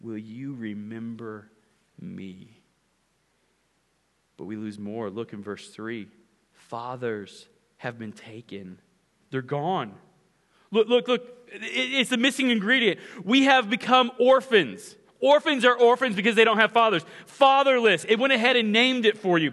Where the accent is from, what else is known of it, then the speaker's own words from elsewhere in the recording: Ponca City, Oklahoma, United States; the house that I grew up in Ponca City, Oklahoma